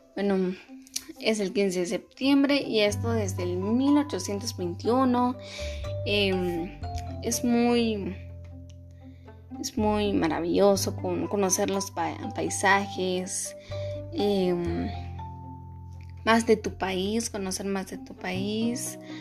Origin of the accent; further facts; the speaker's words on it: Guatemala; somos guatemaltecos